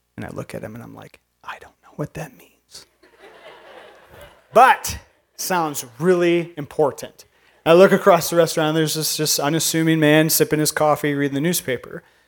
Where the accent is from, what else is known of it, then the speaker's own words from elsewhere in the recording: northern Indiana, United States; now in Minnesota, United States; I'm from Indiana